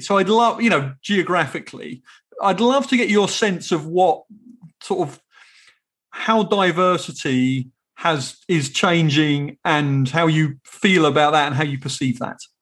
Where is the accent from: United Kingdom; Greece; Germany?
United Kingdom; England; as an English person